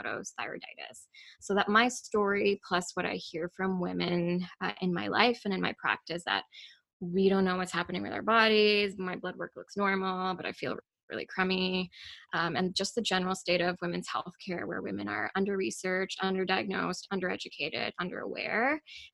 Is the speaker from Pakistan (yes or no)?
yes; Pakistan; moved away; I grew up in Pakistan, and we learned nothing about reproductive or sexual health in elementary